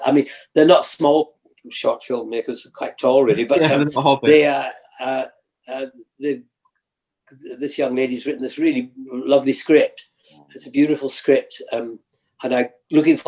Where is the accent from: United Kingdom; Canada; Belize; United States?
United Kingdom; the Highlands, Scotland; moved away; I come from the Highlands